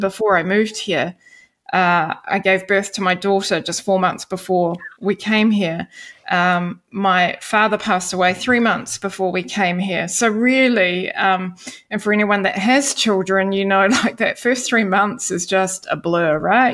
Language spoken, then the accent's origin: English; Wellington, New Zealand; accent: New Zealand; moved away as an adult; now in Denmark; in Wellington in my hometown